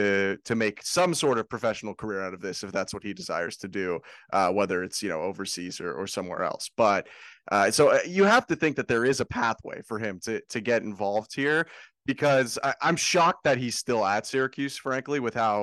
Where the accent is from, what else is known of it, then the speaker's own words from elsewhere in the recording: Canada; I'm Canadian.